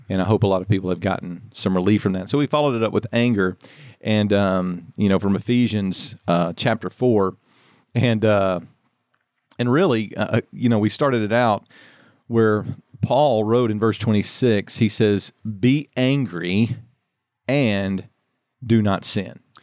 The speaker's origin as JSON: {"language": "English", "region": "Louisiana", "country": "United States", "tie": "born or raised there", "said": "I grew up in Louisiana"}